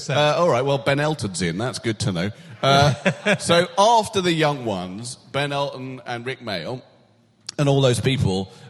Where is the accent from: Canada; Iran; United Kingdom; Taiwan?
United Kingdom; I can't. I am a British male celebrity